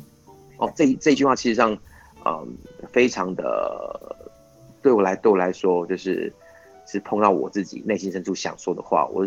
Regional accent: Taiwan; 我我就是台湾人其实有点保守哦，其实嗯不太敢去做这件事

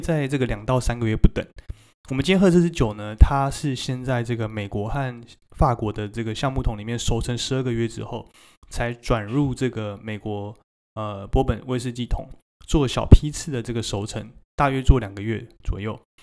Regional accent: Taiwan; 我们台湾人喜欢的这个口感

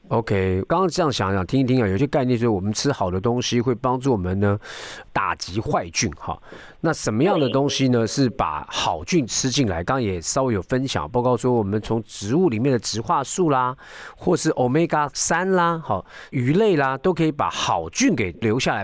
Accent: Taiwan; 我们台湾人好像还蛮多人喜欢小酌啦

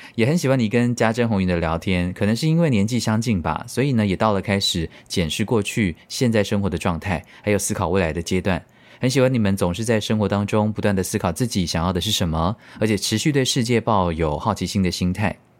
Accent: Tainan, Taiwan; 你知道我们台南人就是非常的怕死

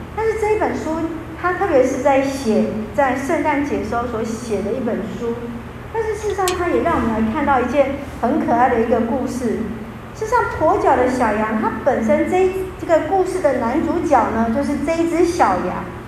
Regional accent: Taiwan; 我们台湾人的传统

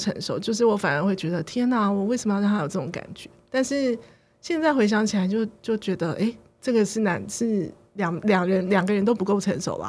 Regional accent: Taoyuan, Taiwan; 可是我却要说我是桃园人这样子

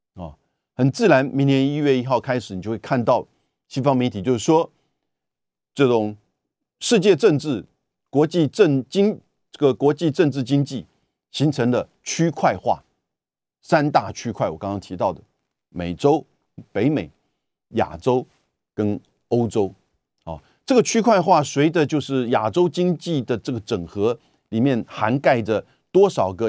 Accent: Taiwan; 未来我们台湾人面临到的困难

